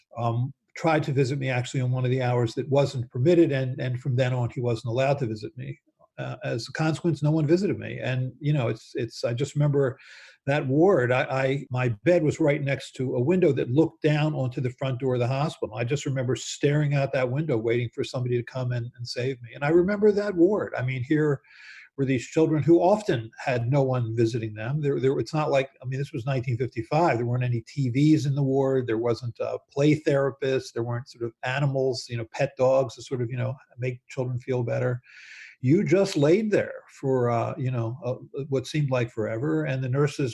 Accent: Baltimore, Maryland, United States; I grew up in Baltimore

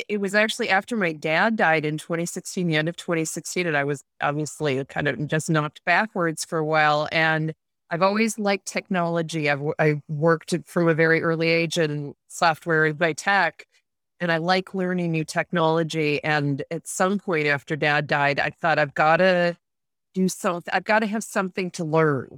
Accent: Rochester, New York, United States; moved away as an adult; also born or lived in Vienna / Munich; I started off from a really young age growing up in Rochester, New York

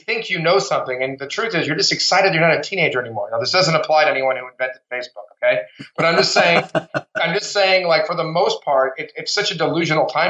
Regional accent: Miami, Florida, United States; also born or lived in New York; now in Los Angeles, United States; I'm from Miami. I'm an East Coast guy.

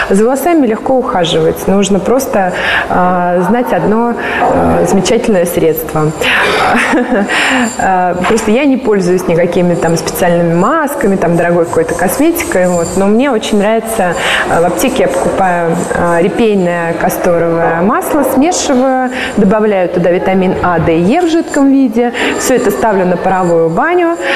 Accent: Russia; born there; Я считаю, что нам вообще всем повезло, что мы родились вот в России, потому что у нас есть, во-первых, 4 года времени.

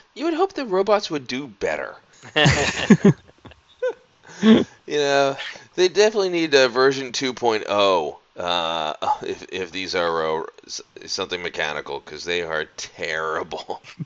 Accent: outside of Philadelphia, Pennsylvania, United States; I grew up outside of Philadelphia, so Rocky was very important to everyone in my area

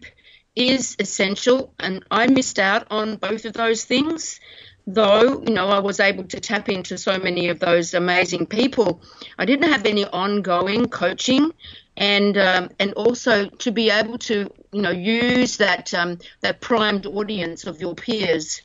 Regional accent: Australia; we're Australian

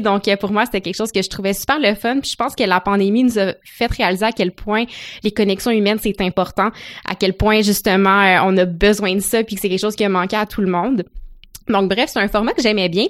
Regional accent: Gatineau, Quebec, Canada; moved away as an adult; also born or lived in Ottawa; now in Montreal, Canada; je suis originaire de Gatineau, donc j'ai passé toute ma vie à Gatineau, Ottawa

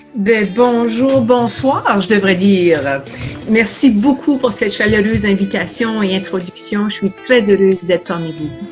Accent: New Brunswick, Canada; first language French; moved away as an adult; also born or lived in Ottawa; now in Montreal, Canada; Je suis originaire euh, d'une province à l'est du Québec qui s'appelle le Nouveau-Brunswick. Euh, je suis francophone du Nouveau-Brunswick

